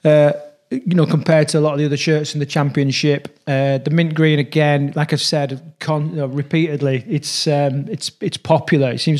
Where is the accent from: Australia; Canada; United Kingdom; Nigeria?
United Kingdom; Halifax, Yorkshire and the Humber; it's my hometown